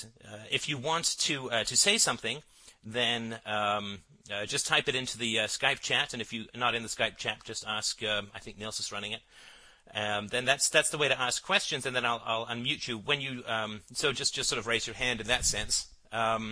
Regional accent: Ireland; I come from Ireland, and our lands were colonized by the British

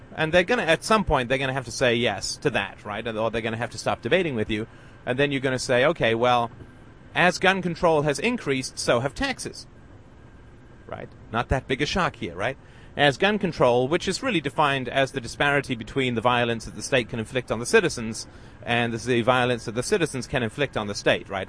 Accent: United Kingdom; I'm British

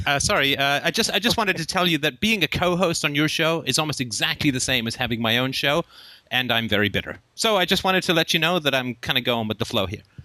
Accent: England, United Kingdom; also born or lived in Ireland / Africa; now in Canada; I was actually born in Ireland, and uh, I grew up in England. I lived in Africa for a while, came to Canada

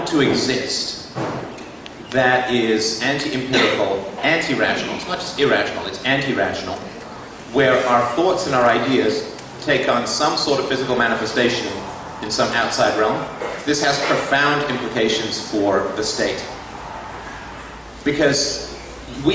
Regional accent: England, United Kingdom; I was raised a Christian in England

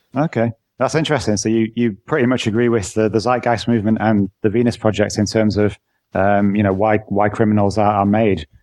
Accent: England, United Kingdom; now in Netherlands; I'm from England, but I actually live in the Netherlands

